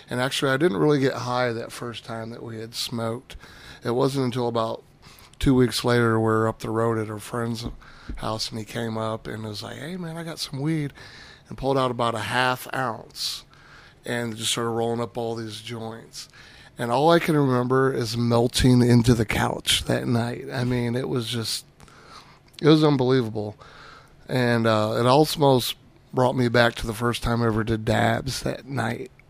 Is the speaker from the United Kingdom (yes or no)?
no; California, United States; born there; Uh, I actually was born in California and have bounced around all over.